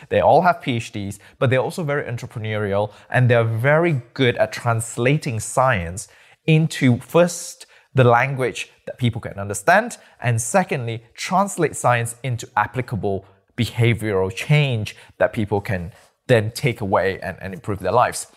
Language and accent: English; Malaysia; moved away; also born or lived in Nottingham, United Kingdom; I'm from Malaysia, born and bred